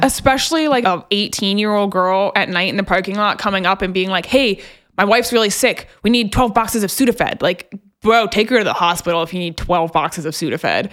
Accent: just outside of Memphis, Tennessee, United States; I grew up just outside of Memphis

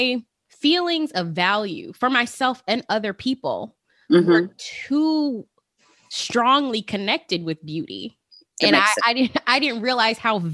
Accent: Las Vegas, Nevada, United States; growing up in Las Vegas

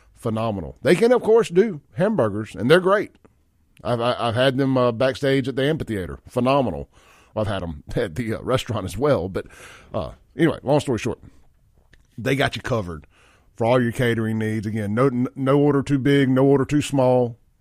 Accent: Mississippi, United States; I'm from Mississippi

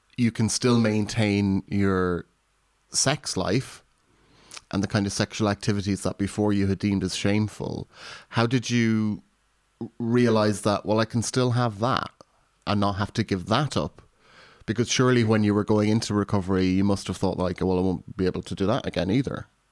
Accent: Ireland; now in United Kingdom; being raised Irish Catholic in rural Ireland and then coming to the U K

